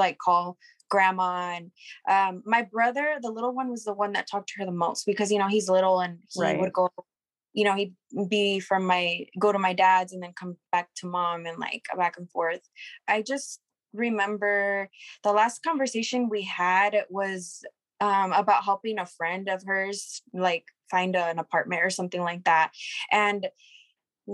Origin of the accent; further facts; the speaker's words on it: Hermiston, Oregon, United States; We are from Hermiston, Oregon. It's just a little town out here in Oregon